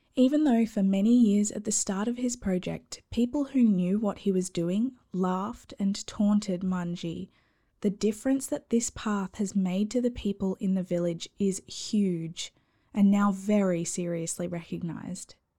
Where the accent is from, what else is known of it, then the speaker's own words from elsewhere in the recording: Australia; accent: Aussie; my awful Aussie accent